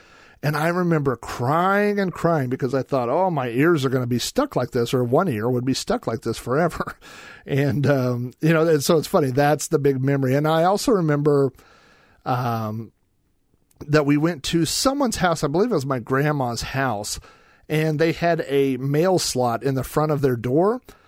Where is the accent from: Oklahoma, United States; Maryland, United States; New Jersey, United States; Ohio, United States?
Oklahoma, United States; So that's why I was born in Oklahoma